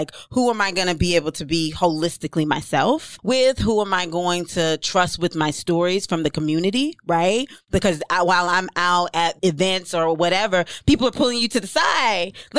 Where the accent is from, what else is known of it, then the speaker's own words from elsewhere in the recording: Jamaica; And I'm Jamaican, so my mouth get real left